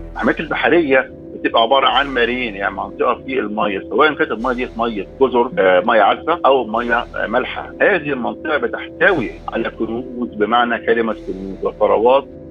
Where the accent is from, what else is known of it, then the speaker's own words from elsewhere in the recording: Egypt; عندنا في مصر